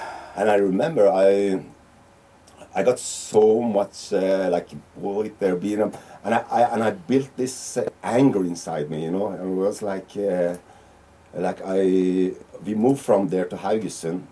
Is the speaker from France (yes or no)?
no; Iran; now in Norway; I'm from Iran